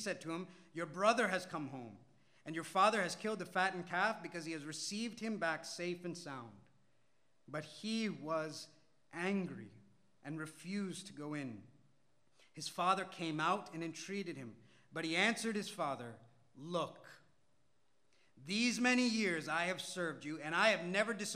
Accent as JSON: {"language": "English", "area": "Malayalam-speaking India", "region": "Kerala", "country": "India", "tie": "born or raised there", "first_language": "Malayalam", "second_language": "English", "moved": "yes", "said": "the culture that I grew up in the language that I grew up speaking in the Indian language, Malayalam"}